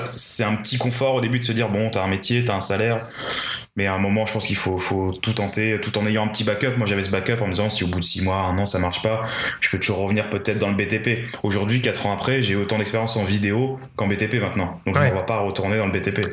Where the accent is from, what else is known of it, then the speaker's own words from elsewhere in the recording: Paris, Île-de-France, France; je, suis, né, j'ai grandi à Paris, enfin en région parisienne